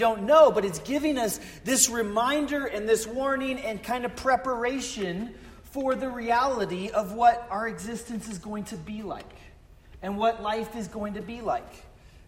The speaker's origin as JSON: {"language": "English", "region": "Colorado", "country": "United States", "also_born_or_lived": "Florida", "moved": "yes", "said": "I'm from Colorado and my family's from North and South Dakota"}